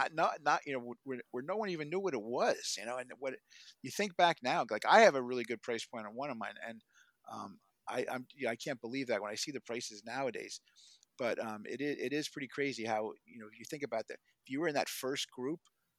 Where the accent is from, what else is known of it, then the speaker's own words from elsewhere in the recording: New Jersey, United States; I always liked the clown. Maybe because I'm from New Jersey.